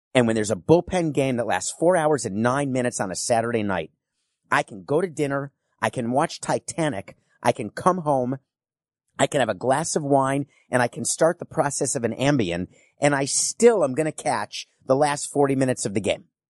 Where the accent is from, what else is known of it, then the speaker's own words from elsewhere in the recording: New York, United States; I'm a New Yorker